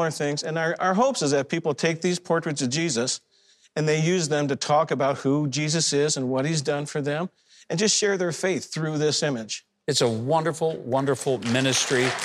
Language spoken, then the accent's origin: English; Detroit, Michigan, United States; I was from Detroit, so I worked for Ford, Nissan, GM.